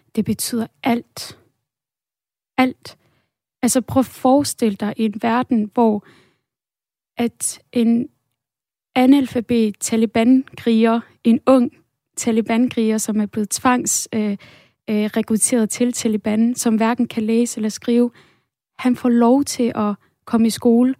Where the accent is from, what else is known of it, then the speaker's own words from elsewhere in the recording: Denmark; da jeg voksede op her i Danmark